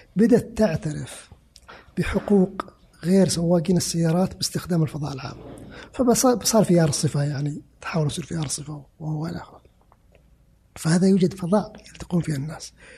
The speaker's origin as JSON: {"language": "Arabic", "country": "Saudi Arabia", "said": "انا كسعودي"}